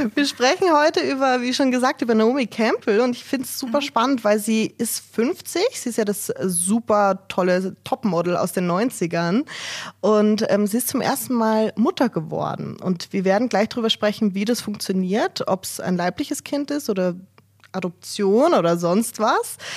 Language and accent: German; Germany; Bei uns in Deutschland